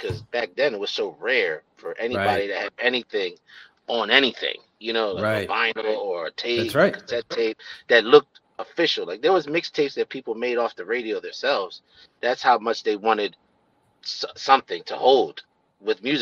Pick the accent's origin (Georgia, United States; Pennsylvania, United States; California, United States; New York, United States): Pennsylvania, United States; Philadelphia; I'm in East Oakland